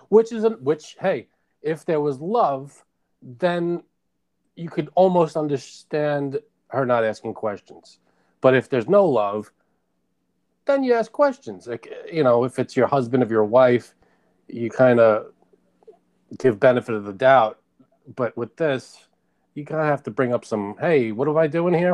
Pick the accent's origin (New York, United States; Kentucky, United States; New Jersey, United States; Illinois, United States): New York, United States; I grew up in New York